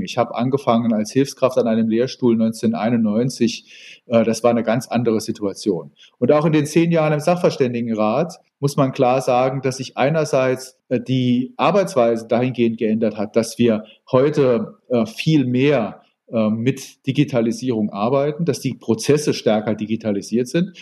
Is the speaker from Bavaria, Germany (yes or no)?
no; Saarbrücken, Saarland, Germany; Ich bin äh, in Saarbrücken geboren